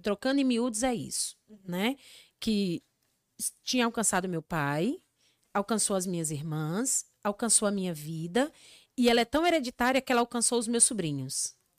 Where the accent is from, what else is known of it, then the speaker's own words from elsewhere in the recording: Encanto, Rio Grande do Norte, Brazil; moved away; eu sou de uma cidadezinha chamada Encanto, no Rio Grande do Norte